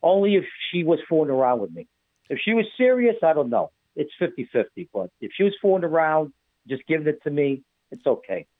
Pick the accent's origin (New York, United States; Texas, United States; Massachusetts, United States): New York, United States; now in New Jersey, United States; I'm from New York